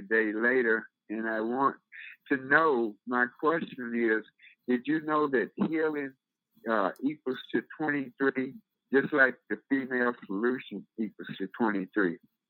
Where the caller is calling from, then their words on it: Chicago, Illinois, United States; Is calling from Chicago